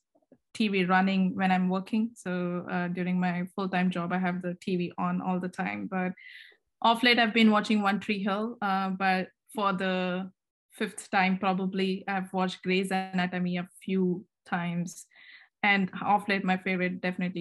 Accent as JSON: {"language": "English", "region": "Karnataka", "country": "India", "tie": "born or raised there", "moved": "as an adult", "lives_now": "United States", "said": "I'm an Indian, and I was born and brought up there"}